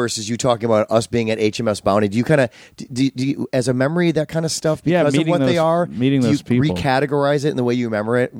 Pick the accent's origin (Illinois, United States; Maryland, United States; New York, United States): Illinois, United States; Glenview; moved away; I grew up in I was born in Glenview, Illinois.